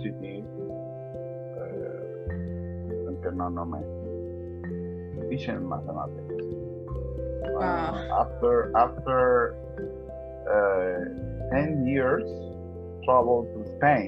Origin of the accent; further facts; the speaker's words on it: Santiago de Veraguas, Veraguas, Panama; English is a second language; also born or lived in Panama City, Panama; I was born in Panama City, August 1966. And I studied and I grew up in Santiago